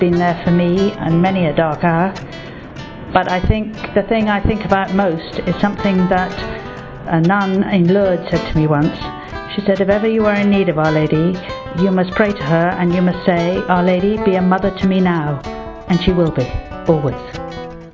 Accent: England, United Kingdom; I come from England

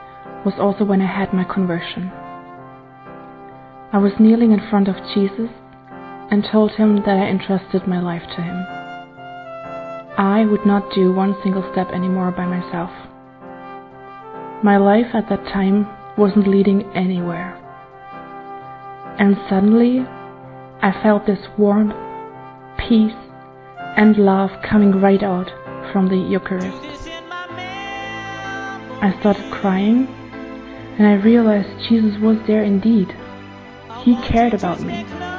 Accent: Germany; I'm 33 and I'm from Germany.

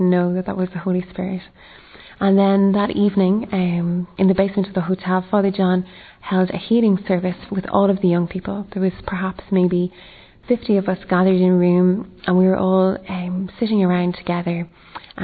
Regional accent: Ireland; I'm from Ireland, and I'm 26 years old

